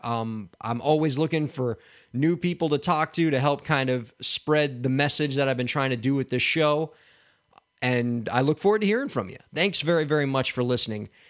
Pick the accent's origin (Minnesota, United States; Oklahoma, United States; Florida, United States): Florida, United States; Miami; my hometown of Miami